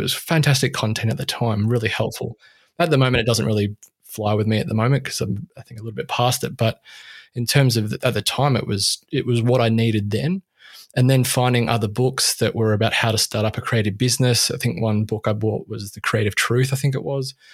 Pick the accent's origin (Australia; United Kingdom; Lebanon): Australia; I'm Australian